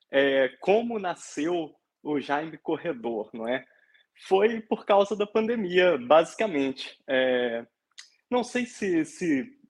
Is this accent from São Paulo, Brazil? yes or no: no; Resende Costa, Minas Gerais, Brazil; now in Portugal; eu sou mineiro de uma cidadezinha chamada Resende Costa, é, fica ali perto, na região dos Inconfidentes, é, perto de São João del Rei, Tiradentes.